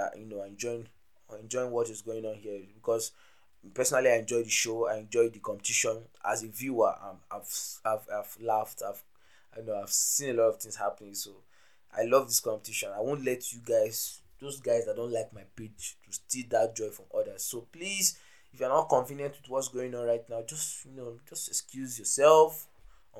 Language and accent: English; Nigeria; I'm an African brother, I'm a Nigerian